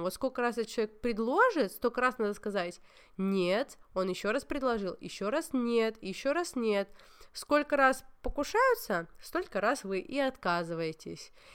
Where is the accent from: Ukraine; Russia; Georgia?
Georgia; я грузинка